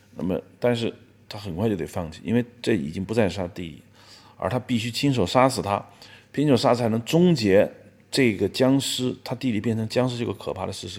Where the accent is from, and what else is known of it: China